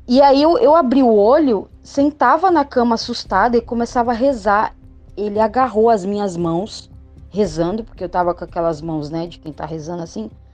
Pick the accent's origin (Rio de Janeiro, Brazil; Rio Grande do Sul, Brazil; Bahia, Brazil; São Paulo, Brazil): São Paulo, Brazil; Santos; eu sou de Santos, São Paulo